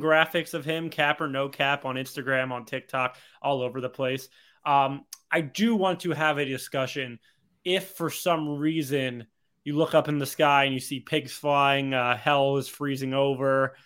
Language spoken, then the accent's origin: English; Cherry Hill, New Jersey, United States; my hometown, the same hometown that Leon Rose is from